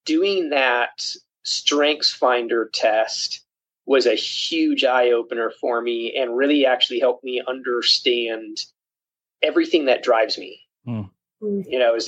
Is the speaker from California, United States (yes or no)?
no; Springfield, Missouri, United States; I am from Springfield, Missouri.